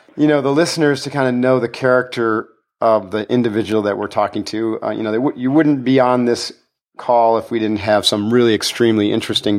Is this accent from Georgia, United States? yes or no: no; Adirondack Mountains, New York, United States; I grew up in the Adirondack Mountains